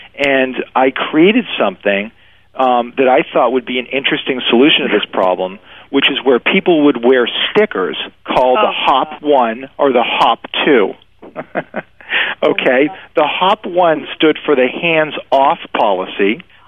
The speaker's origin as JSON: {"language": "English", "region": "Maine", "country": "United States", "said": "I mean, I'm from Maine, you know, so believe me, I was trying to work through it"}